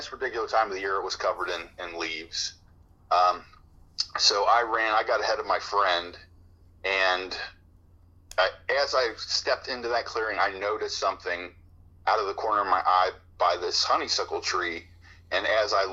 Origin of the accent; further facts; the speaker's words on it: Cincinnati, Ohio, United States; I grew up in the suburbs. I grew up in Delhi, which is over on the west side of the city of Cincinnati.